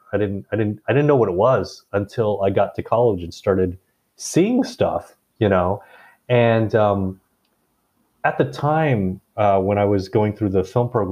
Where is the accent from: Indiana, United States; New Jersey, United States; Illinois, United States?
Indiana, United States; Indianapolis; moved away; also born or lived in Bangkok, Thailand; I was born and raised mostly in Indiana, Indianapolis specifically, although there was a 1 or 2 year detour where as a baby I was sent off to live in Bangkok